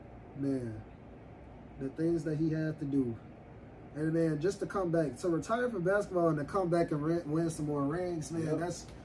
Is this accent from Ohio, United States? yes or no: no; Chicago, Illinois, United States; I'm from Chicago, if y'all don't know.